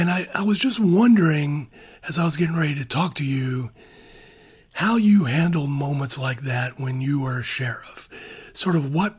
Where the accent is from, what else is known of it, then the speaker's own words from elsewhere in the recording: South Georgia, United States; growing up in South Georgia